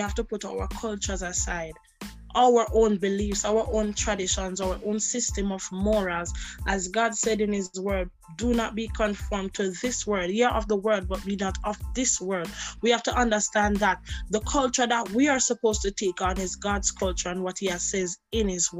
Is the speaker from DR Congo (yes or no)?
no; Jamaica; now in Nice, France; Growing up in Jamaica and experiencing church in another country has made me see that not only in Jamaica do we practice